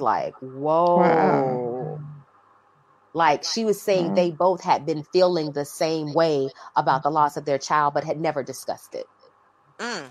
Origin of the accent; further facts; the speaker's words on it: Fayetteville, North Carolina, United States; Fayetteville, North Carolina. Shout out to the homie …. … and I are from the same hometown